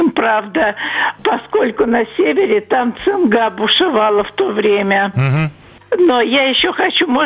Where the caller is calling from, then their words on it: Samara, Samara Oblast, Russia; Я звоню из Самары. Мне 80 лет.